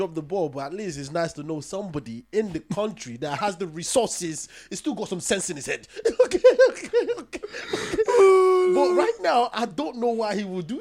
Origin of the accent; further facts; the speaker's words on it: Nigeria; I'm from Nigeria.